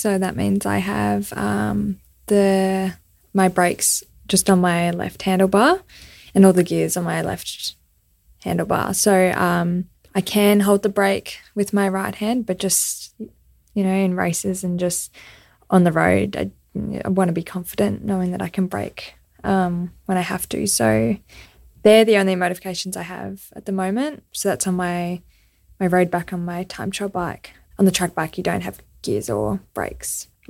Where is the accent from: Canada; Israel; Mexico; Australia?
Australia; I explained, oh, I'm an Australian cyclist, I've got cerebral palsy